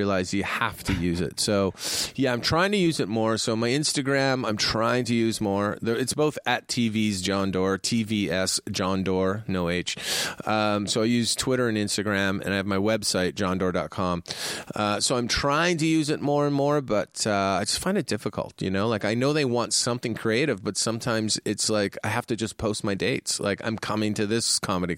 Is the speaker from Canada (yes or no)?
yes; Canada; now in California, United States; I'm a Canadian.